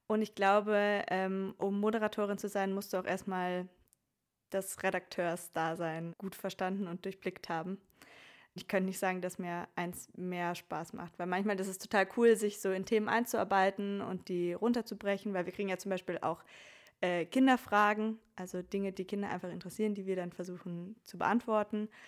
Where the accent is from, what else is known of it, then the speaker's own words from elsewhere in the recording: Oberhausen, North Rhine-Westphalia, Germany; now in Vienna, Austria; Äh, eigentlich komme ich aus Oberhausen, aus dem Ruhrgebiet, habe in Bayreuth studiert, habe dann meinen Master in Wien gemacht und lebe jetzt auch dort